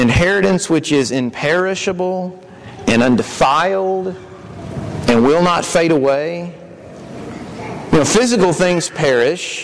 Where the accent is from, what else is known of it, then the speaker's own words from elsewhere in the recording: Kentucky, United States; I grew up in Kentucky. My high school had a smoking area.